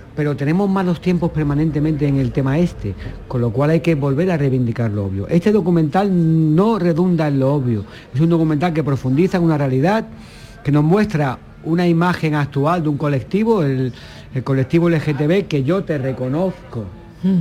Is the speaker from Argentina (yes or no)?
no; Málaga, Andalusia, Spain; yo como malagueño